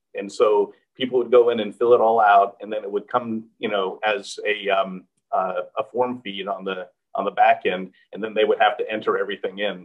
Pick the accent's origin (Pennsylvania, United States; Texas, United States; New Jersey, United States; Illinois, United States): Texas, United States; Houston; moved away; back in my hometown of Houston, and I loved uh, being able to return um, uh, to my hometown community